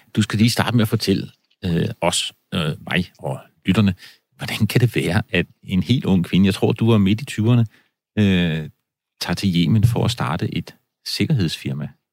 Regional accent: Denmark; da jeg var barn på landet i Danmark

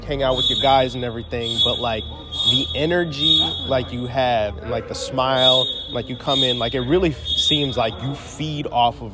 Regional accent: Midwest, United States; moved away; I'm from the Midwest originally

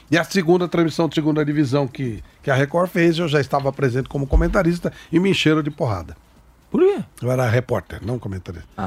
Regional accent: Santos, São Paulo, Brazil; born there; also born or lived in São Vicente; Nasci em Santos

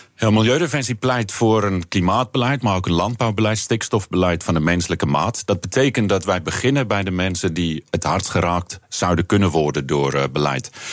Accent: South Africa; accent: South African; now in Netherlands; ik ben opgegroeid in Zuid-Afrika. Dat horen mensen misschien eh, aan, het accent.

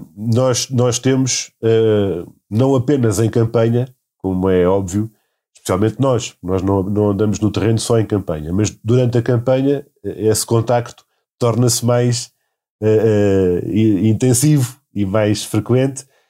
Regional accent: Setúbal, Portugal; no distrito de Setúbal, de onde eu, de onde eu venho

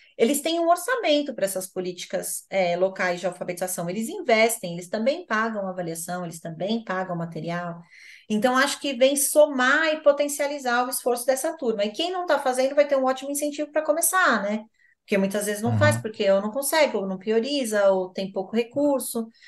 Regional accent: São Paulo, Brazil; Eu sou de São Paulo

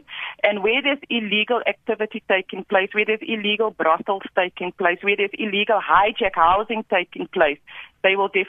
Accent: South Africa; our South African people.

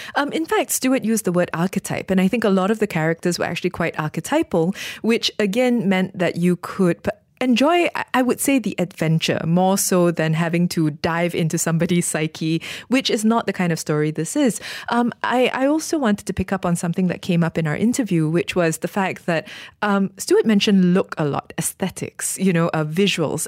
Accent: Malaysia; as a Malaysian

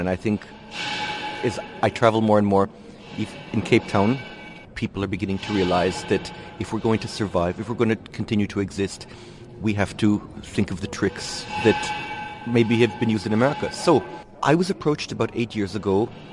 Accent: Israel; moved away as an adult; also born or lived in United States; originally, I'm from Israel. I uh, grew up in Israel till I was about 21.

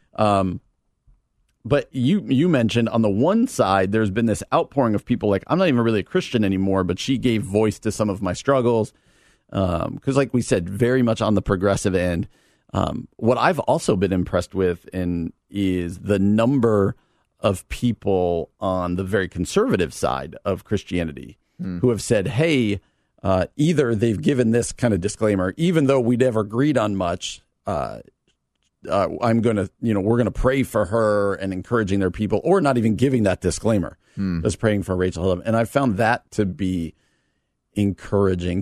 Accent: New Jersey, United States; moved away as an adult; also born or lived in Wheaton, Illinois; now in Downers Grove, United States; I grew up in New Jersey, came out to college at Wheaton.

